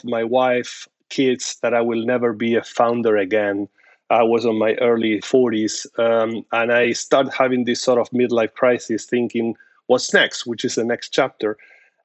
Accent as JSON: {"language": "English", "country": "Argentina", "moved": "as an adult", "lives_now": "United States", "said": "I'm originally from Argentina"}